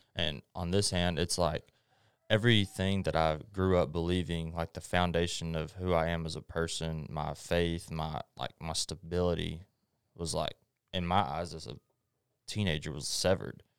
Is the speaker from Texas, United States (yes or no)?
yes; Longview, Texas, United States; also born or lived in Hallsville; I was born in Longview, obviously, and I, I grew up going to Hallsville